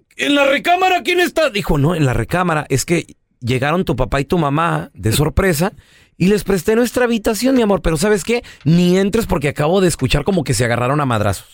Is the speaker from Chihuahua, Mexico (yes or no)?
yes; Chihuahua, Mexico; also born or lived in Los Angeles; now in United States; Yo soy de Chihuahua